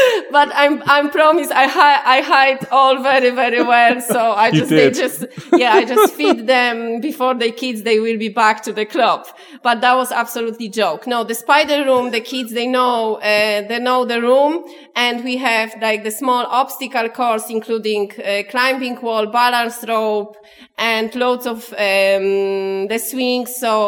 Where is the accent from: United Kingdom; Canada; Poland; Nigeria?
Poland; now in Clonmel, Ireland; I'm from Poland.